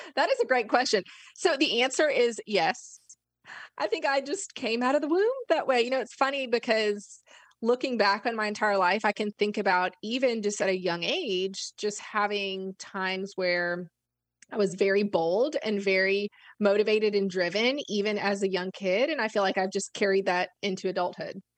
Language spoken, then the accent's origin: English; Florida, United States; moved away as an adult; also born or lived in Arkansas / Memphis; I grew up in Florida